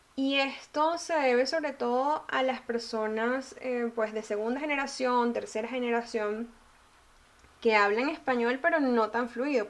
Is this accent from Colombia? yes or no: no; Venezuela; yo soy venezolana